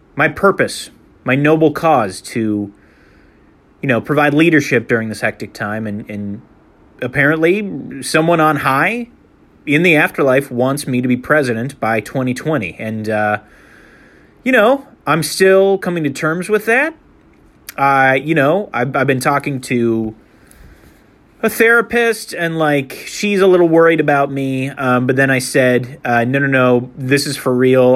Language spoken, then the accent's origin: English; Saint Anthony, Minnesota, United States; also born or lived in Saint Cloud, Minnesota; we moved to Saint Anthony, a northeast suburb of Minneapolis, where my father started working for GlaxoSmithKline, one of the world's most powerful pharmaceutical companies